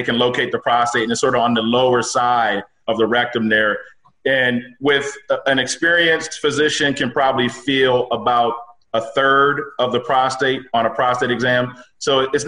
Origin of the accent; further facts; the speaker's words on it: Pittsburgh, Pennsylvania, United States; moved away as an adult; also born or lived in Philadelphia, Pennsylvania / Maryland / New York; now in Alexandria, Virginia, United States; Born and raised in Pittsburgh. So grew up there through high school.